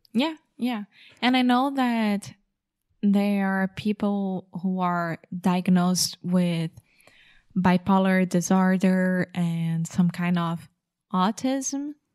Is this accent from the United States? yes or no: no; England, United Kingdom; I'm English